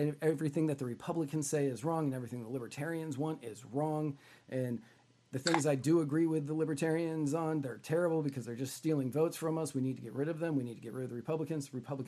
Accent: Rhode Island, United States; also born or lived in California / Washington, D.C.; so I was born in California, and then when I was really young, we moved to Rhode Island, and the first game I went to was at Fenway.

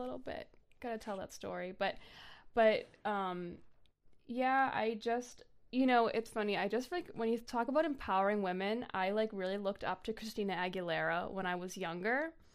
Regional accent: North Shore, Massachusetts, United States; I grew up on the North Shore, Massachusetts.

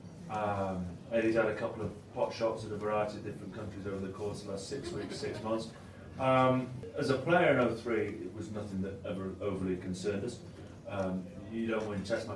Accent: England, United Kingdom; also born or lived in Italy; as an Englishman who supports a team

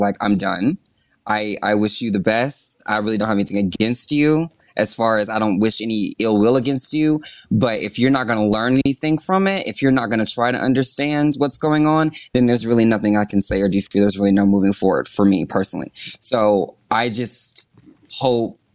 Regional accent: the South, United States; I'm from the South. We're both from the South.

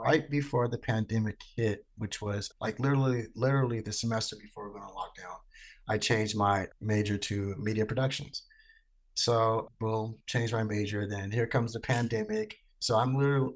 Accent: Stockton, California, United States; I was born in Stockton, California, which is where I also grew up at and graduated from.

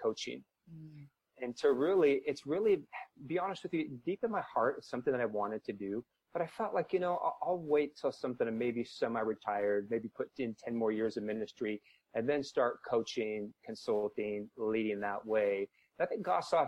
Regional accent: Washington, United States; moved away as an adult; also born or lived in Southern California; now in St. Louis, United States; Washington is where I started, my home state

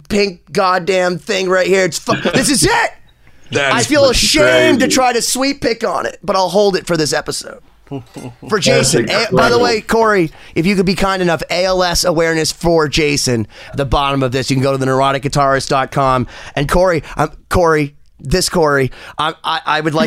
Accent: Boston, Massachusetts, United States; I know I'm a scumbag from Boston

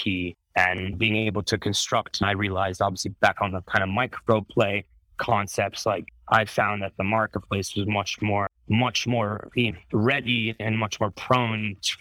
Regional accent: Italy; I grew up in Italy

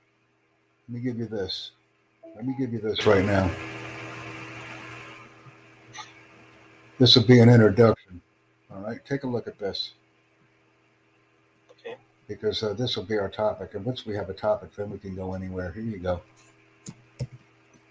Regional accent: United States; I'm from the United States

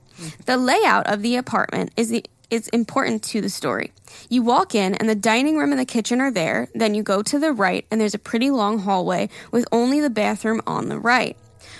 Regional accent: Ecuador; Like I said, I come from Ecuador, and artists usually never have concerts there because it's such a small country.

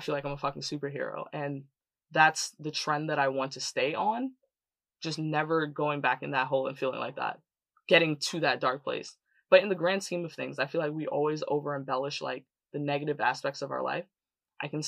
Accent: New York City, New York, United States; I grew up in Canarsie, Brooklyn, which is like basically the hood

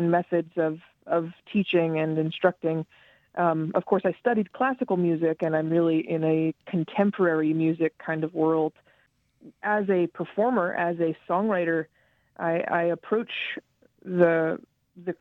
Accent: Charleston, West Virginia, United States; I grew up in Charlestown, West Virginia

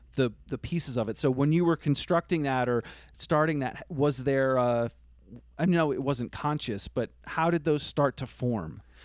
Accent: Vermont, United States; I grew up in Vermont

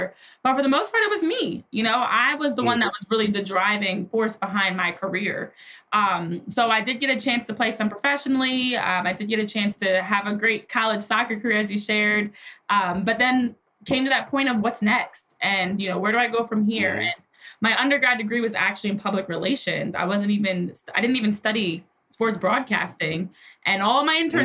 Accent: New Jersey, United States; I grew up in New Jersey and played sports my entire life

